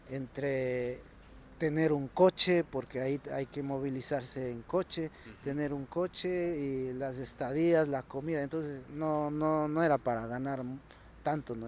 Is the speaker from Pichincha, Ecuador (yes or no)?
no; Otavalo, Imbabura, Ecuador; moved away as an adult; also born or lived in Germany; now in Spain; de mi tierra natal, Otavalo, de San Juan